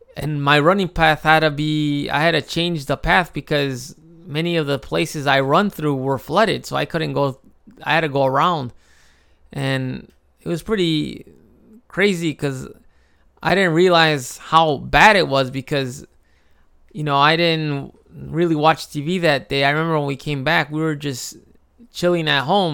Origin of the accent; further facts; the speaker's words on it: Chicago, Illinois, United States; moved away as an adult; now in Japan; I grew up in Chicago